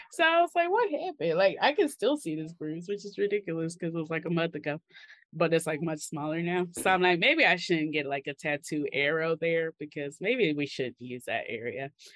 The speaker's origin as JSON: {"language": "English", "region": "Mississippi", "country": "United States", "tie": "born or raised there", "said": "growing up in Mississippi"}